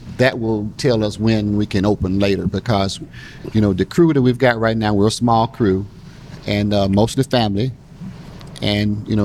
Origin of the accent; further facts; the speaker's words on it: Belzoni, Mississippi, United States; moved away as an adult; also born or lived in Jackson, Mississippi; now in Texas, United States; I was born in Belzoni, Mississippi